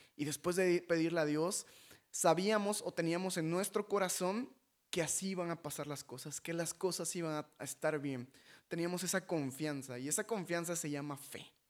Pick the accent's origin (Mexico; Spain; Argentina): Mexico; nosotros como mexicanos